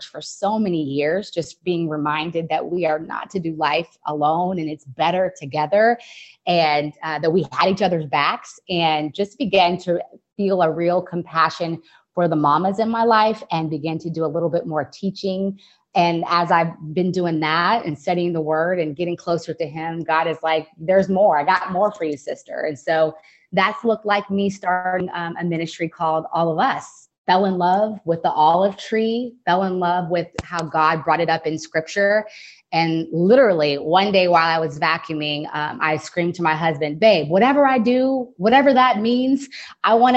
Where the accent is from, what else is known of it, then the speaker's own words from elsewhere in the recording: Fort Worth, Texas, United States; moved away as an adult; also born or lived in Ohio; now in San Francisco, United States; born in Fort Worth, Texas, raised in the area